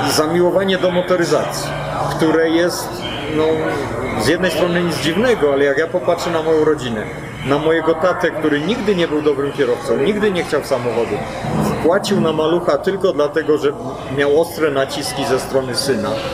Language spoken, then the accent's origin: Polish; Poland; now in United States; ja wyjechałem z Polski